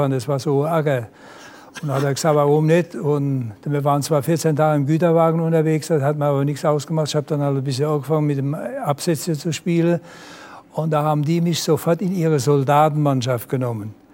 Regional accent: Germany; Ich sage, nee, ich bin Deutscher nichts Franzos.

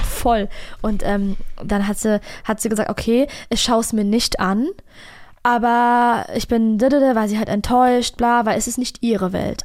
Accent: Frankfurt am Main, Hesse, Germany; accent: Hessian; als Frankfurter, freches, ausländisches Mädchen. Fact Nummer eins, ich bin hier geboren, bin hier aufgewachsen

